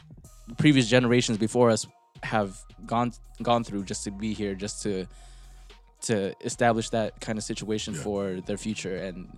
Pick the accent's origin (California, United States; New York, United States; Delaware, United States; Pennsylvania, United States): California, United States; El Monte; we grew up in El Monte, right?